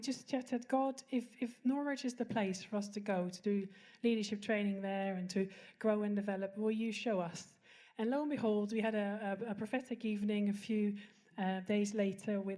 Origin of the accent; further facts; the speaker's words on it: Netherlands; moved away as an adult; now in United Kingdom; We are from Holland, but we've been living in the UK for the last 15 years